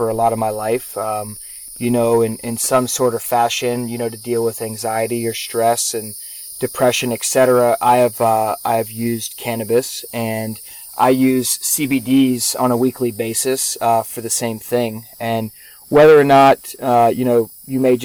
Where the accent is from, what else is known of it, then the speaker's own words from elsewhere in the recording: Charleston, South Carolina, United States; born and raised in Charleston, South Carolina